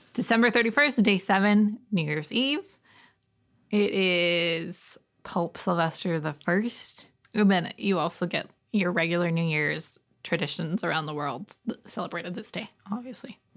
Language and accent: English; Canada; we're Canadian-y